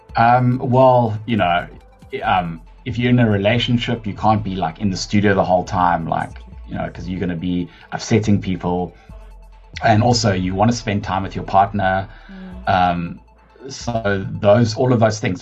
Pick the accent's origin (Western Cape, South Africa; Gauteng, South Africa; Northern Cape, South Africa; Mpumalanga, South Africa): Gauteng, South Africa; Johannesburg; moved away as an adult; I actually grew up in Joburg. I'm a Joburg born and bred um, person.